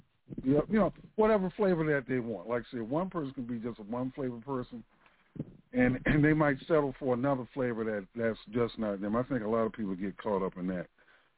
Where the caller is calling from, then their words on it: Central Florida, United States; I'm calling from Central Florida.